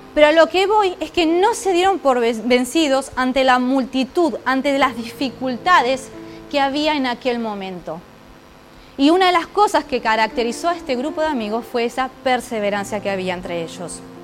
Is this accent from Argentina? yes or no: yes; Argentina; now in Ourense, Spain; yo vengo de Argentina